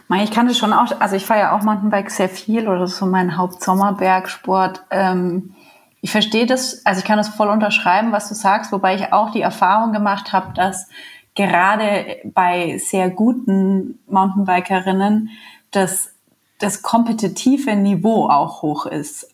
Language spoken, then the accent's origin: German; Bamberg, Bavaria, Germany; now in Munich, Germany; ich komme ja auch nicht aus München oder nicht aus Bergnähe, sondern aus Bamberg